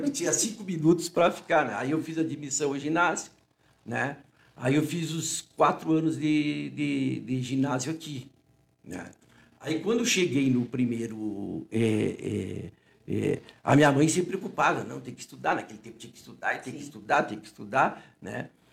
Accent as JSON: {"language": "Portuguese", "town": "Uruguaiana", "region": "Rio Grande do Sul", "country": "Brazil", "tie": "born or raised there", "also_born_or_lived": "Rio de Janeiro", "moved": "as an adult", "said": "o meu pai e a minha mãe são daqui. Né? Eu sempre digo, eu nasci na Santa Casa, fiquei 27 anos"}